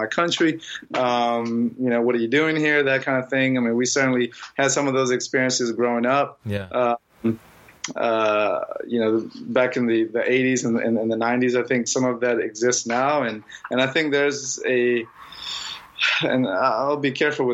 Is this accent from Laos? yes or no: yes; Laos; moved away; I'm from Laos